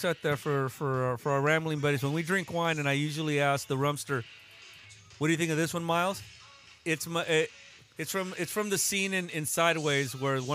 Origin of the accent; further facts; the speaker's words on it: California, United States; I'm from California.